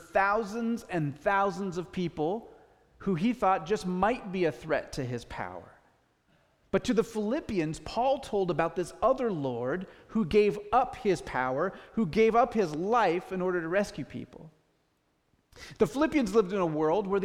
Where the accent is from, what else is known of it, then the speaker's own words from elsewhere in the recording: United States; as American people